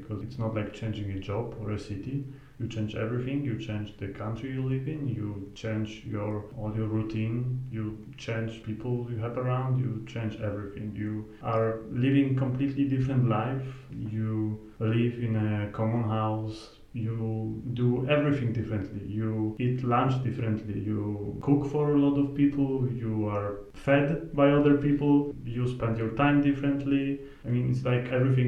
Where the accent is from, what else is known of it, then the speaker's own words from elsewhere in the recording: Poland; moved away as an adult; now in Iceland; I'm from Poland